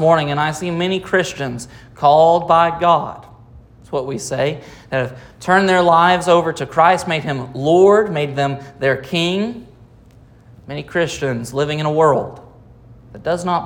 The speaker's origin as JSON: {"language": "English", "country": "United States", "said": "As Americans"}